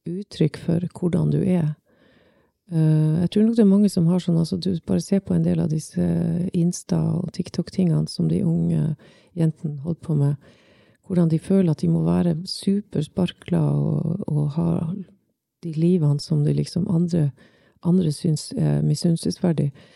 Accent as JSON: {"language": "Norwegian", "town": "Svolvær", "region": "Nordland", "country": "Norway", "tie": "born or raised there", "said": "Jeg vokste opp i Svolvær"}